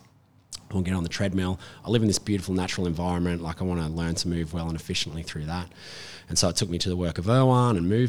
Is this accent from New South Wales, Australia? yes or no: yes; Hunter Valley, New South Wales, Australia; I grew up in the Hunter Valley.